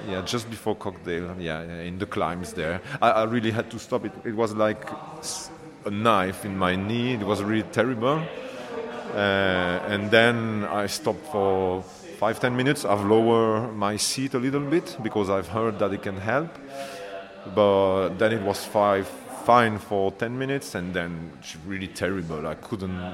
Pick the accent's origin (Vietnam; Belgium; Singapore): Belgium; now in Cambridge, United Kingdom; I'm from Belgium, but I live in Cambridge now.